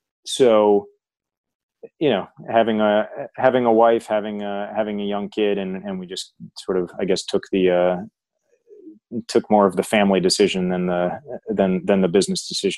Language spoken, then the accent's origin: English; United States; Being an American sitting in the UK, it's just a different world in terms of.